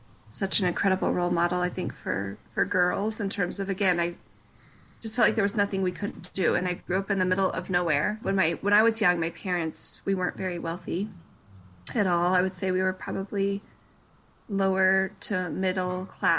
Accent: Breen, Colorado, United States; also born or lived in Durango, Colorado; now in Broomfield, United States; I was born in Durango, Colorado, which is a kind of a smaller town in Colorado in the south

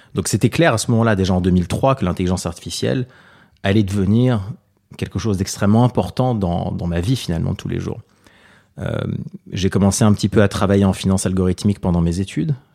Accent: Paris, Île-de-France, France; Je suis né à Paris en 85, j'ai 33 ans aujourd'hui. Euh, mes parents sont d'origine libanaise, ils sont venus en France pendant la guerre

